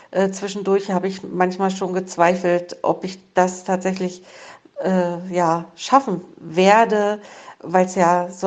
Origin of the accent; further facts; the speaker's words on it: East Germany, Germany; Ich bin ja in der DDR groß geworden.